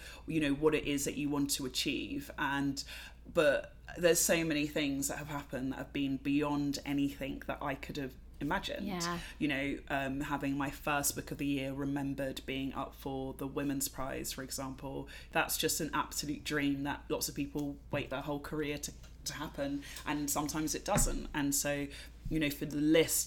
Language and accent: English; London, United Kingdom; I'm from London. I am a Black British woman of Jamaican heritage who's grown up in London